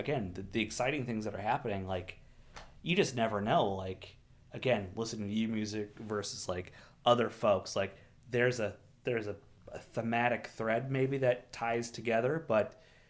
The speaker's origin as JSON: {"language": "English", "region": "Minnesota", "country": "United States", "said": "I curse my ancestors for choosing Minnesota to live. I have a whole side of southerner, like, Kentucky relatives"}